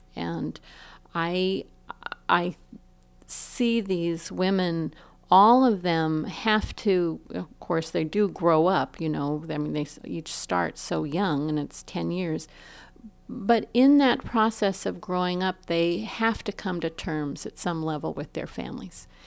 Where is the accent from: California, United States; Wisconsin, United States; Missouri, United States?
California, United States; Los Angeles; I'm from Los Angeles, and, and my family, you know, was in Los Angeles, Chinatown